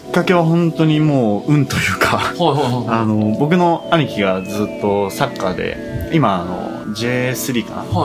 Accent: Kitakyushu, Fukuoka, Japan; moved away; 地元に帰って

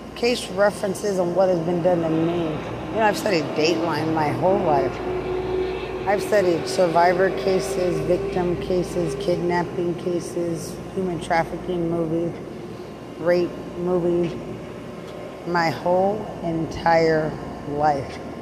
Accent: Lubbock, Texas, United States; I'm from Lubbock.

